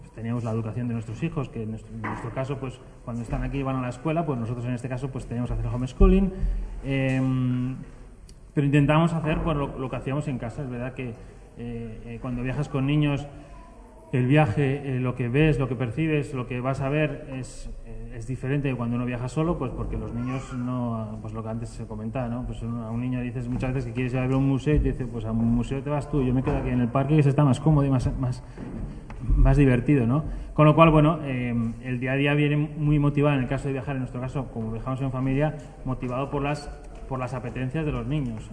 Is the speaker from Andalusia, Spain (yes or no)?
no; Basque Country, Spain; yo soy del País Vasco